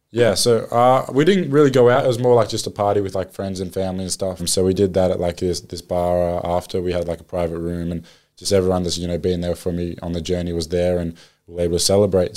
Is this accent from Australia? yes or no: yes; Australia; moved away as an adult; now in New Orleans, United States; being an Aussie